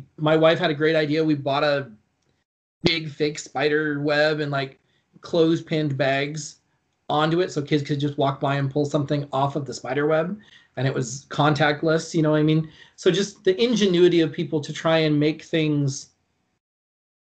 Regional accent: Longview, Washington, United States; also born or lived in Quincy, Washington; I'm back in my hometown. I'm way closer to my family. Like I would say 90% of my family lives in Longview, Kelso

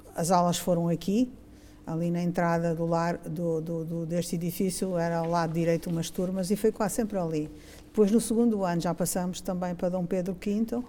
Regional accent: Mozambique; moved away as an adult; now in Braga, Portugal; eu sou, sou de Moçambique, nasci em uhum. Moçambique

